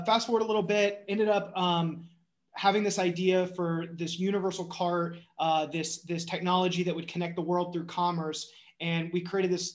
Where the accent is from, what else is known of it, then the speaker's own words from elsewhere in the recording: North Carolina, United States; I was born and raised in North Carolina